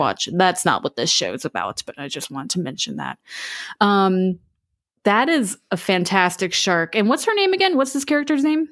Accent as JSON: {"language": "English", "region": "Florida", "country": "United States", "tie": "born or raised there", "said": "But I grew up in Florida, so I lived pretty close to Universal Studios, which, uh, they have a theme park, uh, in Orlando."}